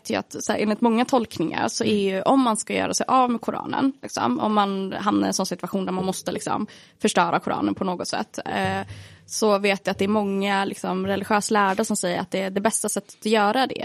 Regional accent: Sweden; jag är svensk ju.

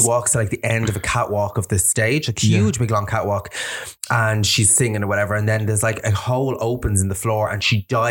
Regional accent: Ireland; I'm fucking Irish.

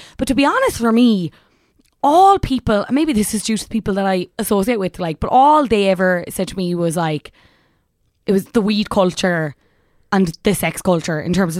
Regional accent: Ireland; The Dutch laugh at us in general yeah. as Irish people when they come over.

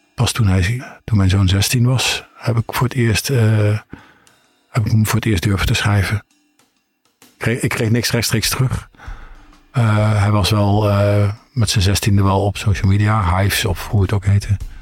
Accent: eastern Netherlands, Netherlands; moved away; in mijn geboortestad weer aan het oosten van het land.

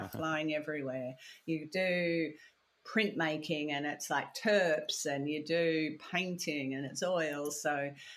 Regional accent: Australia; also born or lived in Belfast, Northern Ireland; came out when I was 6 months old, so I feel very Australian

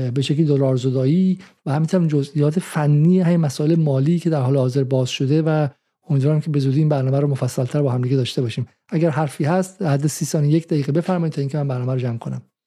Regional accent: Iran; moved away; ما همه ما ایرانی هستیم

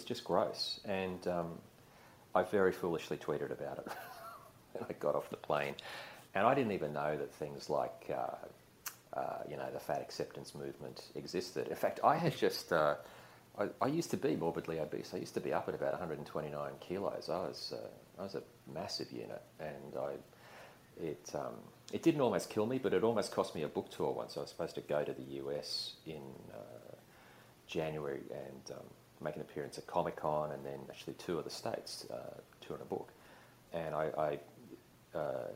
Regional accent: Queensland, Australia; I grew up in Queensland when it was still a sort of hillbilly dictatorship

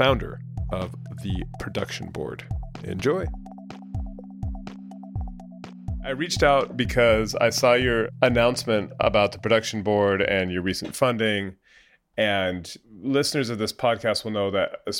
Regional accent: California, United States; moved away as an adult; also born or lived in United Kingdom / Spain; I grew up in California. I lived in the UK for 15 years and then I came back, or 13 years, 2 years in Spain

